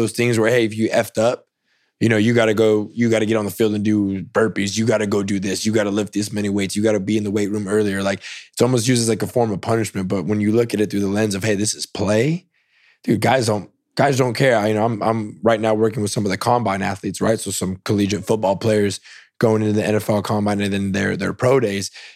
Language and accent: English; Salinas, California, United States; moved away as an adult; also born or lived in East Tennessee; now in Austin, United States; I grew up in Salinas. It's a huge agriculture city